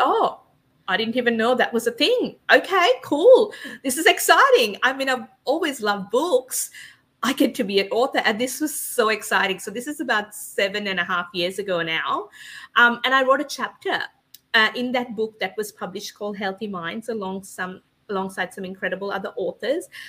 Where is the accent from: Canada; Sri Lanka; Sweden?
Sri Lanka; moved away as an adult; now in Australia; I was born and raised in Sri Lanka and came to Australia when I was 18